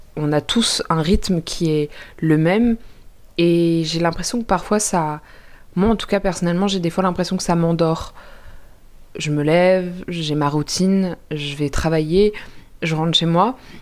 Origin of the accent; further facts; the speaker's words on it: Paris, Île-de-France, France; je suis parisienne